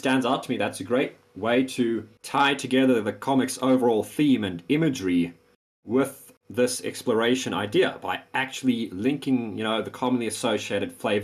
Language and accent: English; South Africa; I'm South African